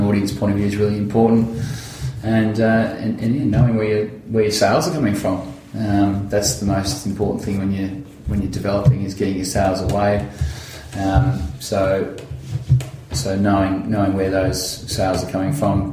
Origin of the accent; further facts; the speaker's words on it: Central Victoria, Australia; I grew up in Central Victoria